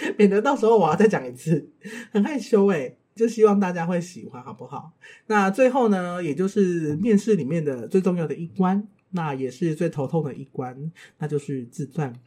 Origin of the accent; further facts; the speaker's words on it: Tainan, Taiwan; 我来自台南，出生于一个再平凡不过的台南乡村